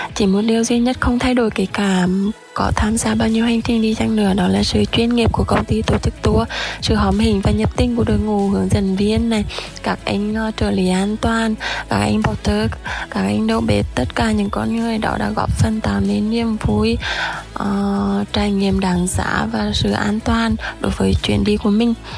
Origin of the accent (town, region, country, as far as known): Quang Binh, Vietnam; born or raised there